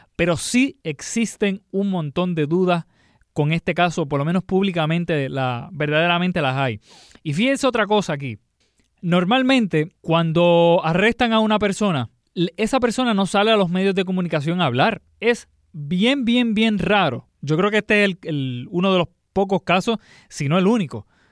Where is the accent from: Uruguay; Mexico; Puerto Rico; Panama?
Puerto Rico; nuestra cultura como puertorriqueño